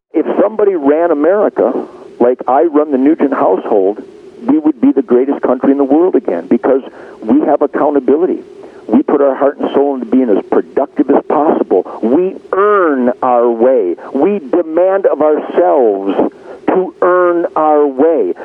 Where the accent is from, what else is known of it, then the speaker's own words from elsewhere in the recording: United States; an American